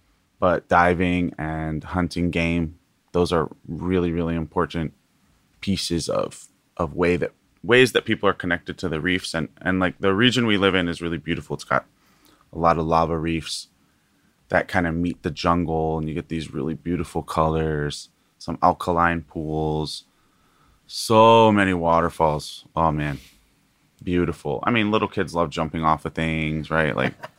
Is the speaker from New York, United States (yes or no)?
no; Kohala, Hawaii, United States; now in Hilo, United States; my mom's family is all from the island of Hawaii. So Mokuo Keawe, for those from Hawaii. And we're from an ahupua or district called Kohala.